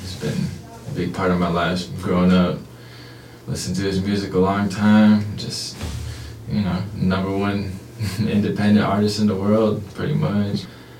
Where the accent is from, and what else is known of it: Warm Springs, Oregon, United States